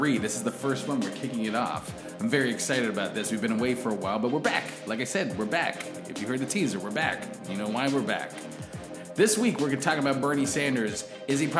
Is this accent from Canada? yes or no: yes; Canada; we're Canadian